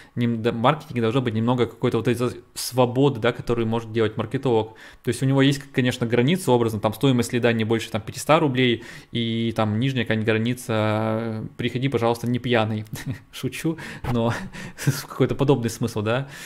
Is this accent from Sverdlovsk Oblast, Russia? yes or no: yes; Yekaterinburg, Sverdlovsk Oblast, Russia; я из России, я из, из Екатеринбурга